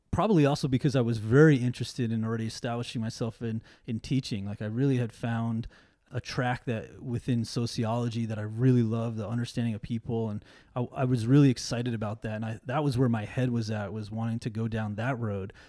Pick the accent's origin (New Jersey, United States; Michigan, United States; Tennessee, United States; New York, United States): New York, United States; New York City; also born or lived in Brooklyn; now in Seattle, United States; I'm from New York originally, and so a lot of, like, um, you know, … and …, uh, played a big, uh, influence in me growing up, especially in Queens